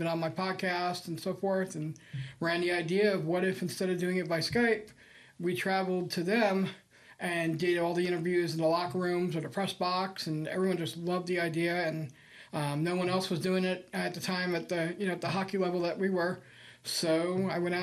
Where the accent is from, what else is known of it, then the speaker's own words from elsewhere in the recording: New York City, New York, United States; also born or lived in California; now in Midland, United States; I'm from New York City originally